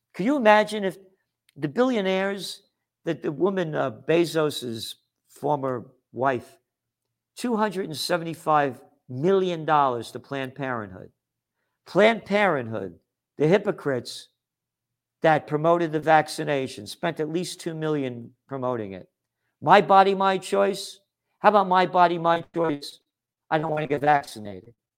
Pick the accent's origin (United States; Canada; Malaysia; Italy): United States; I'm an American